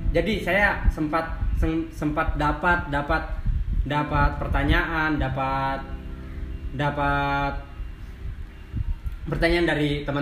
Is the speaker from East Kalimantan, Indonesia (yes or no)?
yes; Penajam Paser Utara, East Kalimantan, Indonesia; Saya asli dari Penajam Pasir Utara.